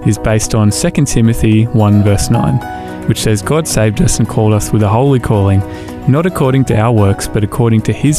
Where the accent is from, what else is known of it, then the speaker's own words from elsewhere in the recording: Newcastle, New South Wales, Australia; moved away; when I was from Newcastle